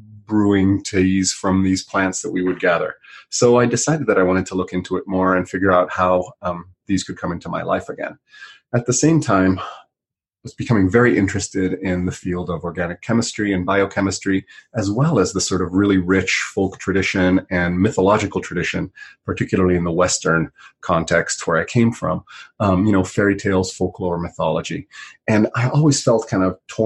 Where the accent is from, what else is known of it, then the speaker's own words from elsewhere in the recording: Italy; now in United States; I grew up in Europe and spent a lot of time in the Alps in Italy